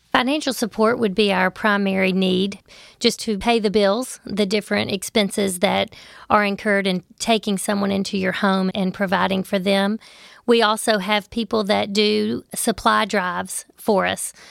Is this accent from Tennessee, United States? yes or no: yes; Memphis, Tennessee, United States; I grew up in Memphis. I lived in Memphis my entire life